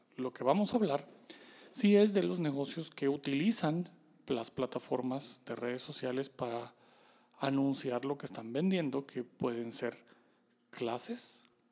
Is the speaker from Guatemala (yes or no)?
yes; Guatemala; como guatemaltecos